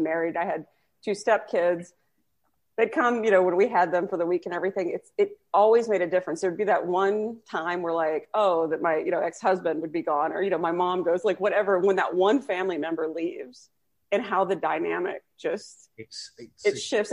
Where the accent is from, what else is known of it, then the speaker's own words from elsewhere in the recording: Texas, United States; I'm from Texas